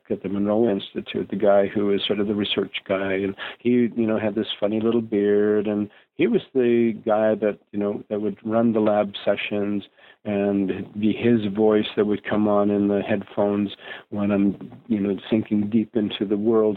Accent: Canada; I'm Canadian

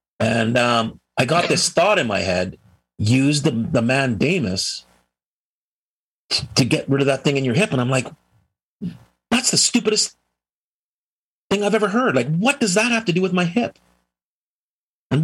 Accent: United States; because I'm a US, I'm an American

